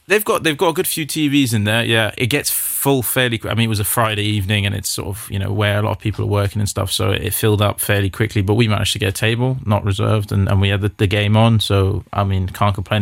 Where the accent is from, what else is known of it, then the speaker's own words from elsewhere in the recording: South Africa; as a South African